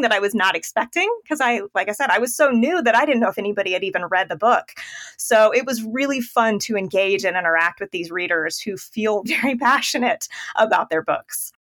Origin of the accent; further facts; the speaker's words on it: Indiana, United States; moved away; my husband's from Illinois and I'm from Indiana